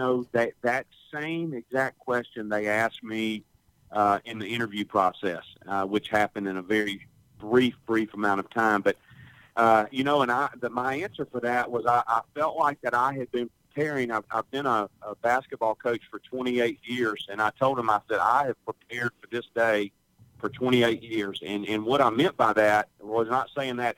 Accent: Hattiesburg, Mississippi, United States; also born or lived in Picayune, Mississippi; We moved to Hattiesburg when I was about 5 years old. And so I did, you know, most of my from first through 12th grade there at Oak Grove High School in Hattiesburg

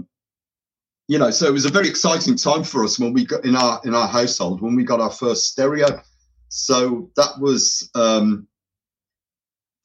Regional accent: Birmingham, West Midlands, United Kingdom; I'm of Irish heritage, so my we were brought up in an area called Handsworth in Birmingham

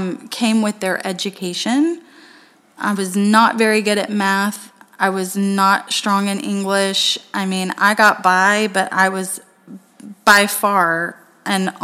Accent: Tennessee, United States; now in Florida, United States; I'm from Tennessee

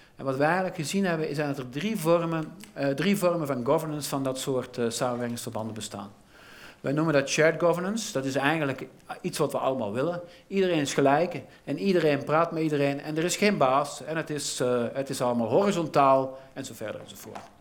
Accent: Belgium

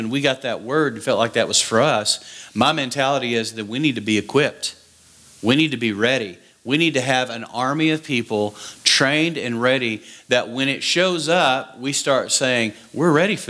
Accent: West Texas, United States; So I grew up in West Texas

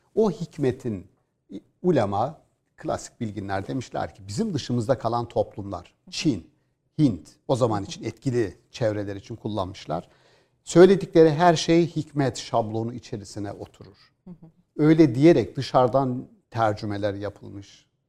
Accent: Gümüşhane Province, Turkey; biz bir orman orman içerisinde bir 2000 rakımlı bir Doğu Karadeniz bir köydeyiz aslında. Müthiş bir köyümüz var

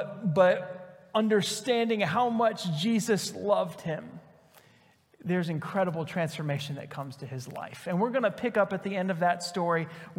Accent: Ohio, United States; I'm not really from the South. I'm from Ohio.

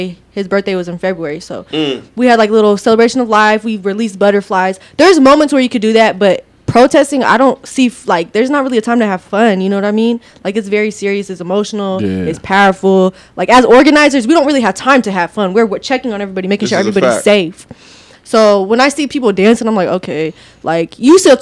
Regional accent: Victorville, California, United States; moved away; also born or lived in Apple Valley, California / Las Vegas, Nevada; I was in Victorville at that time because that's my hometown

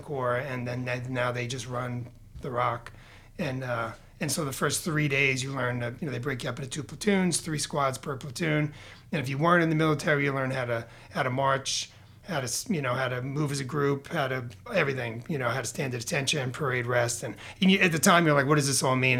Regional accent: New York, United States; moved away as an adult; also born or lived in Bronx / Queens / Long Island / Boston area; now in Portland, United States; from New York. My whole family's from the Bronx. I uh, we everybody started to kind of leave. Uh, leave the Bronx in the 70s and 80s and kind of scatter about the Boston area, Queens, Long Island. That's kind of where I ended up growing up.

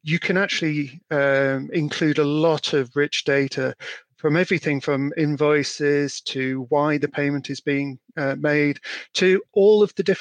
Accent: Yorkshire and the Humber, United Kingdom; now in Chester, United Kingdom; I am a Yorkshireman

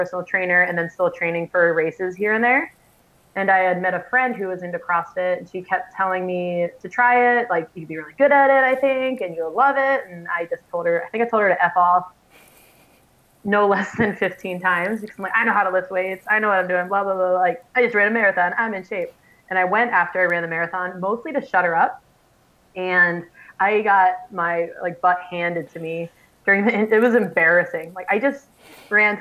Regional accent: Pennsylvania, United States; moved away as an adult; also born or lived in Ohio / Iowa / Missouri / Minneapolis; now in North Dakota, United States; I'm from Pennsylvania, went to school in Ohio

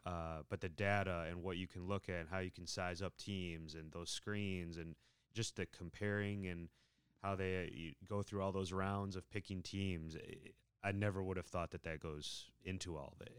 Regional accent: Cleveland, Ohio, United States; growing up in Cleveland, we both grew up in Cleveland

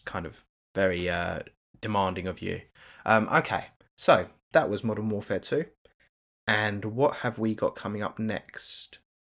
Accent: United Kingdom; as a Brit

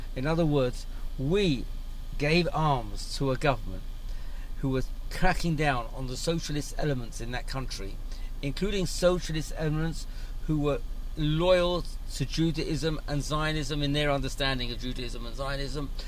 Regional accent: London, United Kingdom; now in Israel; I grew up abroad. I grew up in London.

